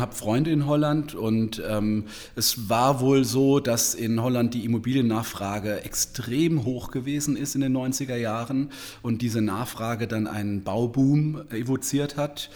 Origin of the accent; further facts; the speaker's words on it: Heidelberg, Baden-Württemberg, Germany; ich kenne in Heidelberg, wo ich herkomme, ähm, Villengebiete